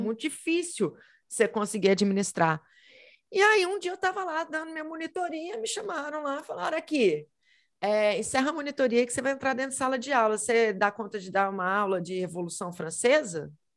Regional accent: Belo Horizonte, Minas Gerais, Brazil; eu sou de Belo Horizonte, Minas Gerais

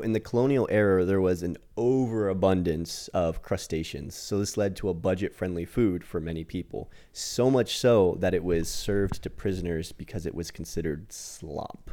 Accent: United States; I'm American

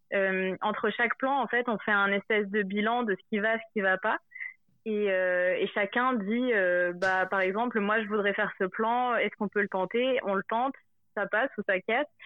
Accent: Montpellier, Occitania, France; moved away; also born or lived in Paris; je suis de Montpellier de base

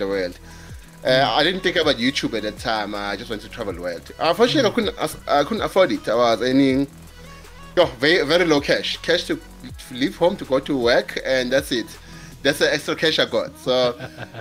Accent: KwaZulu-Natal, South Africa; now in Johannesburg, South Africa; I'm a boy from KZN in South Africa that is working in Johannesburg

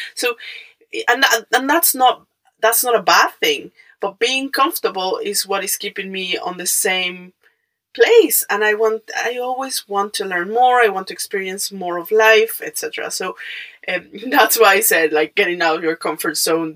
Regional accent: Mexico; English is a second language; moved away; I'm Mexican

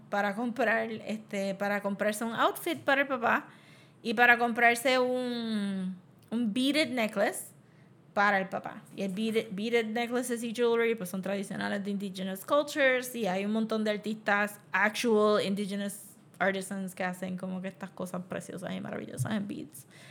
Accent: Puerto Rico; nosotros maybe como puertorriqueños

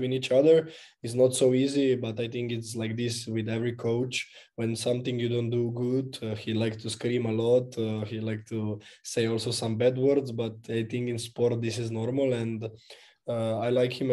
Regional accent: Maribor, Drava, Slovenia; English is a second language; moved away as an adult; now in Verona, Italy; I was born in Maribor and I always lived there, so it's my city.

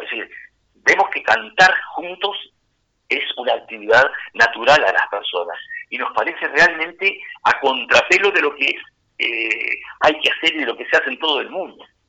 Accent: Castillos, Rocha, Uruguay; En Castillos, mi pueblo, donde yo trabajé muchísimos años

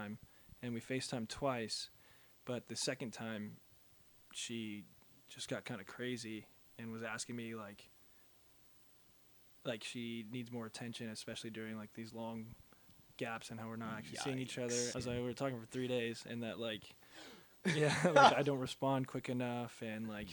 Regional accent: Whittier, California, United States; my hometown of Whittier

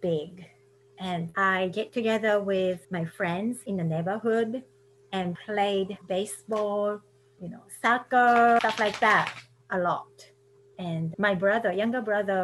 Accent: Kobe, Hyogo, Japan; English is a second language; moved away as an adult; also born or lived in San Francisco Bay Area, United States; now in Murfreesboro, United States; I'm originally from Kobe, Japan. I currently live in Murfreesboro, Tennessee.

